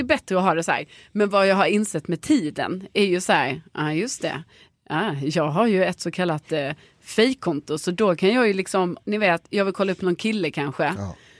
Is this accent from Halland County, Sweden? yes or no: no; Lund, Skåne, Sweden; moved away; hemma i Lund